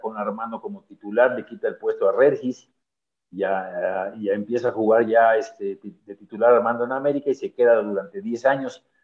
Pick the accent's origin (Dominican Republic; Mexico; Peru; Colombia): Mexico; Mexico City; nosotros crecimos aquí en la colonia Nápoles